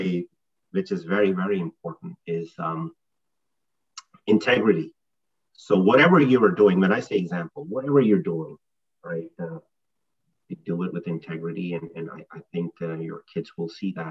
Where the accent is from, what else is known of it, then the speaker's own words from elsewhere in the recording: Pakistan; now in New Jersey, United States; I grew up in Pakistan in a fairly conservative family